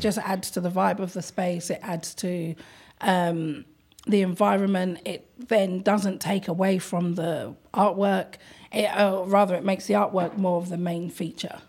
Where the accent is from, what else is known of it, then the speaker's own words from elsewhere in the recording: London, United Kingdom; I'm from London